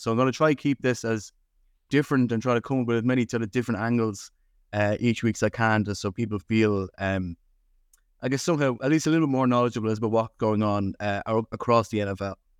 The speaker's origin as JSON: {"language": "English", "country": "Ireland", "said": "as American football fans in Ireland"}